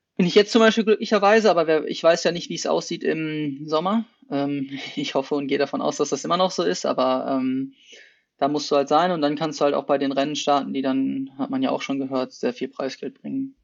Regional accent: Essen, North Rhine-Westphalia, Germany; moved away as an adult; also born or lived in Potsdam / Bochum / Netherlands / Heidelberg; now in Hennef, Germany; ich komme ursprünglich aus Essen

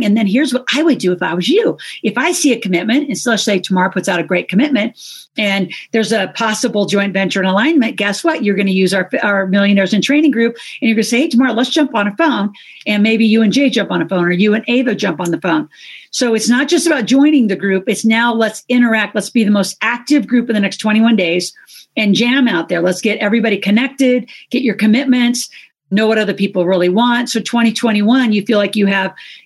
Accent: Toronto, Ontario, Canada; I'm from Toronto, Canada

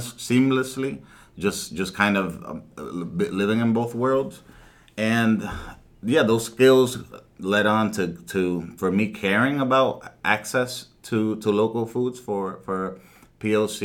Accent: Pawtucket, Rhode Island, United States; also born or lived in Dominican Republic / Providence; growing up in Pawtucket, between Pawtucket and Providence

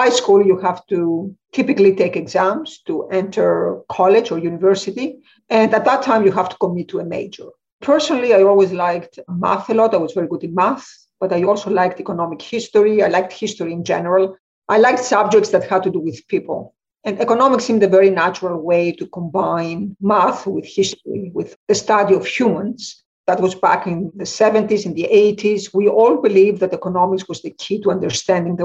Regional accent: Athens, Attica, Greece; moved away as an adult; also born or lived in Germany; now in United States; I grew up in Athens, in Greece.

